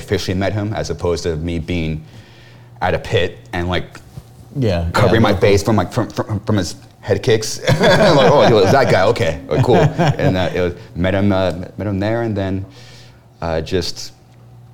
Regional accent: Corona, California, United States; people say that we're from Riverside, but we're actually from Corona

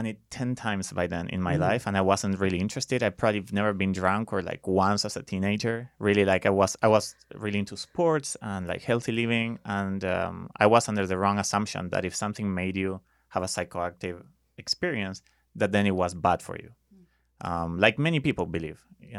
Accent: Buenos Aires, Argentina; English is a second language; moved away as an adult; now in United States; So, I lived there until I was 23. And then eventually, 10 years ago, I moved here because of a woman.

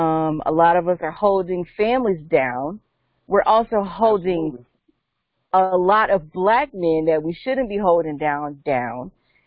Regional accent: Calabasas, California, United States; especially growing up in Calabasas, we didn't have to deal

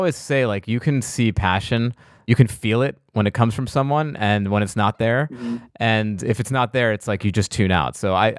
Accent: East Coast, United States; I'm from the East Coast.

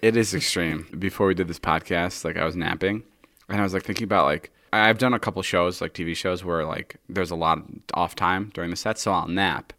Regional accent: Slovakia; moved away; We're currently in Slovakia, my hometown, my homeland

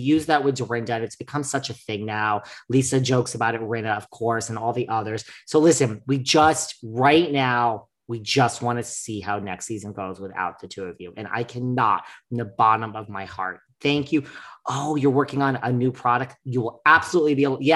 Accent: New York City, New York, United States; as a New Yorker

